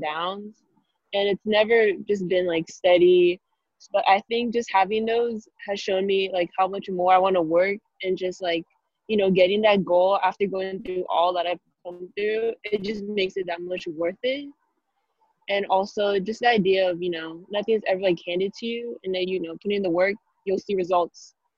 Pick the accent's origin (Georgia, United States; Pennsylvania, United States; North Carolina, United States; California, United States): California, United States; Valencia; There weren't that many other girl basketball players at my hometown, Valencia.